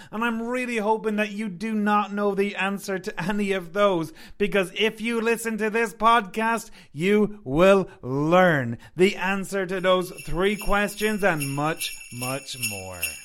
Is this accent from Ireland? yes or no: yes; Ireland; now in British Columbia, Canada; growing up in Ireland